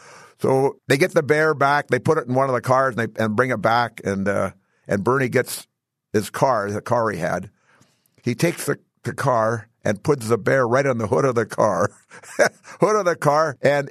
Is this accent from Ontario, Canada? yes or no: no; British Columbia, Canada; the environment I grew up in British Columbia, it wasn't conducive to baseball until May.